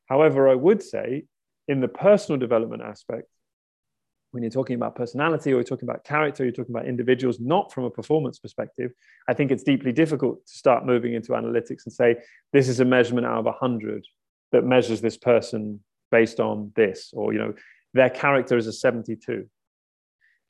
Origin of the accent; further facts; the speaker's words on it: outside Brighton, South East England, United Kingdom; I was born outside Brighton